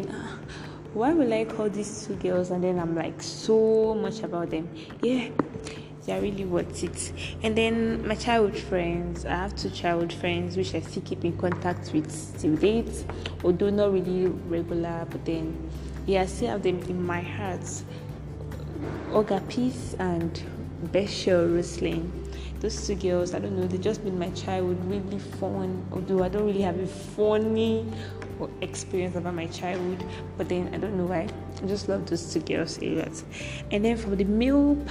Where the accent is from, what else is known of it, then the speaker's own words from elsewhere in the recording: Cross River, Nigeria; I'm from Cross River States. I'm a Nigerian.